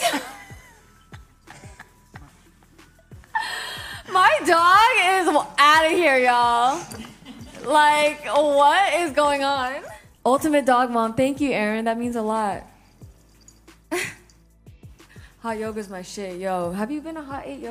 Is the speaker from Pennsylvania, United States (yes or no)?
no; the Bay Area, California, United States; I'm from the Bay.